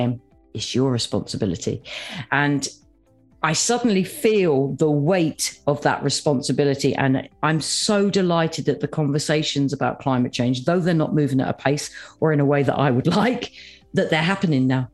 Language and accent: English; United Kingdom; as a Brit